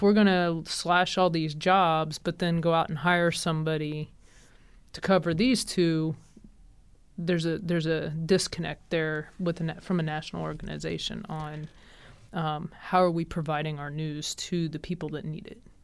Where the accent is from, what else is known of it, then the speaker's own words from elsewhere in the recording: Kansas City, United States; I'm from Kansas City area